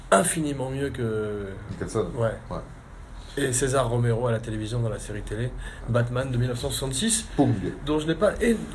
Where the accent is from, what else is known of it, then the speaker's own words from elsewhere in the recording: France; en tant que Français et qu'Européen, c'est sûr.